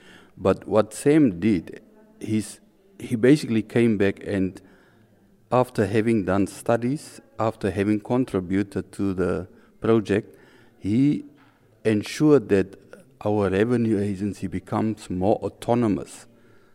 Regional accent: Windhoek, Khomas, Namibia; I'm from Windhoek, Namibia, which is a small country in Africa

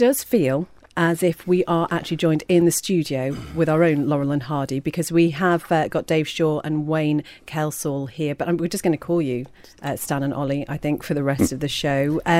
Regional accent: Port Erin, Isle of Man; I was brought up in Port Erin, asked her name.

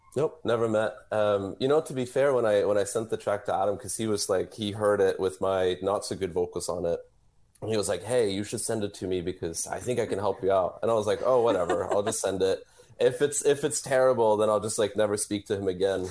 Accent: Norway; now in Phoenix, United States; I'm originally from Norway

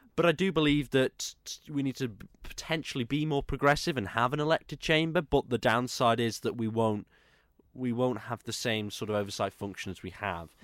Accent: Isle of Man; I'm from the Isle of Man

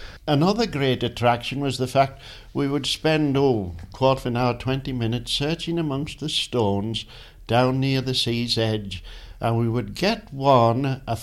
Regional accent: Peel, Isle of Man; born or raised there

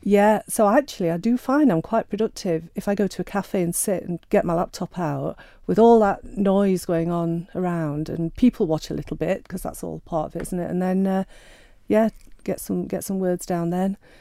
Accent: Sheffield, Yorkshire and the Humber, United Kingdom; I'm Sheffield born and bred

